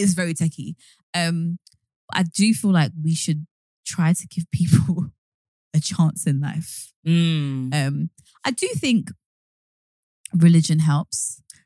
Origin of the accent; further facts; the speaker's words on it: London, United Kingdom; we are originally from East London. We lived in Hackney